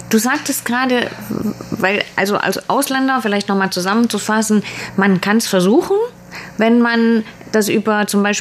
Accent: Germany; wäre das was für mich als Deutscher?

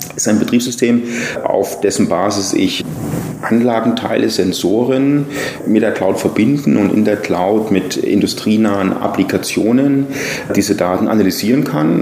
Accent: near Nuremberg-Erlangen, Bavaria, Germany; moved away as an adult; now in Taiwan; ich bin aufgewachsen in der Nähe von Nürnberg-Erlangen.

